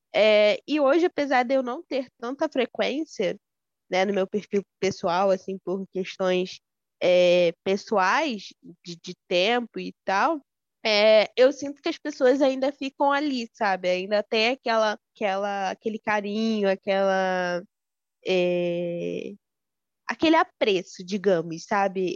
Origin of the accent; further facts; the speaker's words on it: Rio de Janeiro, Brazil; eu sou daqui do centro do Rio de Janeiro